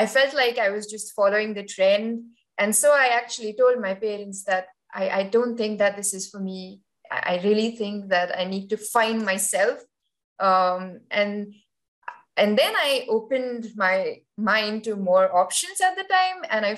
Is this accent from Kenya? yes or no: no; Dubai, United Arab Emirates; also born or lived in Kharghar, India; I was born in Kharghar. So it's a small, not a small, but well, it's a town in India. But Dubai was so much bigger